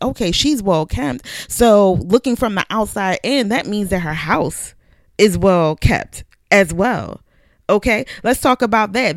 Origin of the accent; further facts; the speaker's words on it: Philadelphia, Pennsylvania, United States; I grew up in Southwest Philadelphia